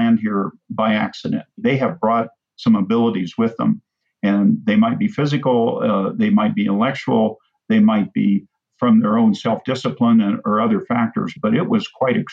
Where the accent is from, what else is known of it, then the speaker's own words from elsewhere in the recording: Terre Haute, Indiana, United States; I grew up in Indiana, in a very small community, the Terre Haute, Indiana